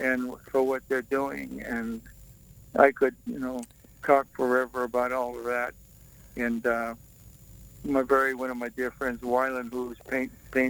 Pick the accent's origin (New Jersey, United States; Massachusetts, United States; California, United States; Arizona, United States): Massachusetts, United States; Boston; moved away; I'm from Boston